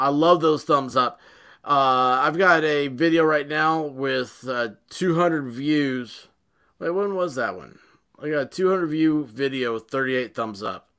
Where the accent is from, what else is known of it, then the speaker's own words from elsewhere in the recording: the South, United States; This goes against everything I was picked on my entire life as being a Southerner.